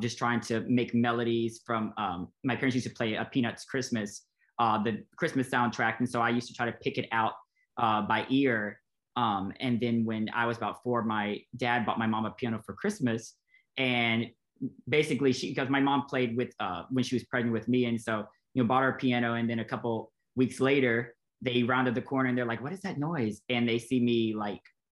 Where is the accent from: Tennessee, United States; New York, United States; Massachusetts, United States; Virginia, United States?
Tennessee, United States; Nashville; Born and raised in Nashville